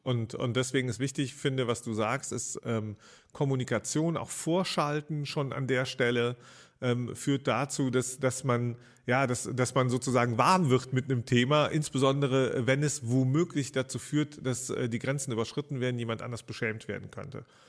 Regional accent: Rhineland, Germany; da war ich so 18, 19 Jahre alt in meiner Heimatstadt

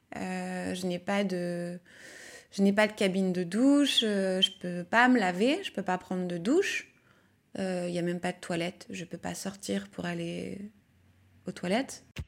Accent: Lyon, Auvergne-Rhône-Alpes, France; Je suis née à Lyon, j'ai grandi à Lyon

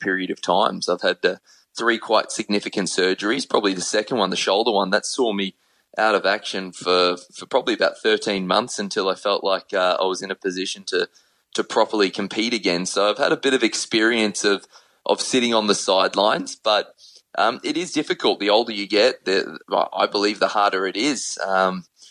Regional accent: Brisbane, Queensland, Australia; in Queensland, which is where I'm from Brisbane

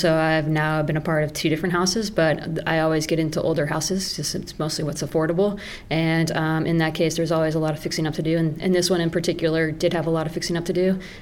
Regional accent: Denver, Colorado, United States; now in Ridgway, United States; I grew up in Denver, the big city.

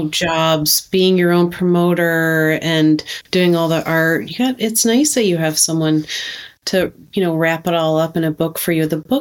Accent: Minnesota, United States; I'm from Minnesota

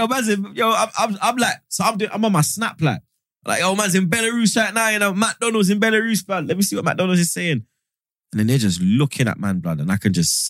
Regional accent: London, United Kingdom; I'm from Northwest. I'm Graham Park

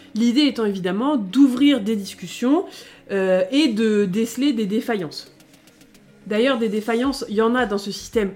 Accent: France; on est des Français

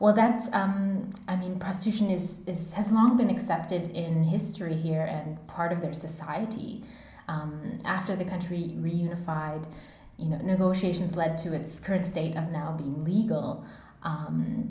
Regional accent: Canada; moved away as an adult; now in Germany; being Canadian

